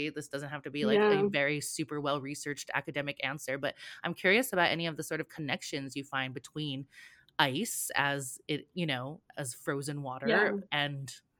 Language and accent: English; Hawaii, United States; when I was growing up in Hawaii in like the, you know, 90s and 2000s.